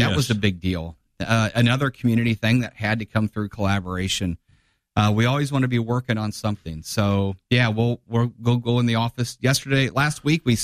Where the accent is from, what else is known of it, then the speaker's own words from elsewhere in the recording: Divernon, Illinois, United States; now in Springfield, United States; I grew up in Diver, but Springfield's my hometown